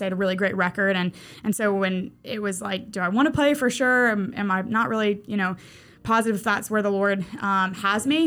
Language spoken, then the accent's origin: English; Mandeville, Louisiana, United States; moved away as an adult; now in Mobile, United States; Mandeville, Louisiana, absolutely. That is my hometown.